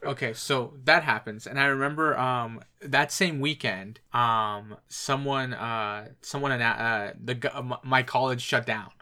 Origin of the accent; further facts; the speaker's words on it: Ontario, Canada; we're from Ontario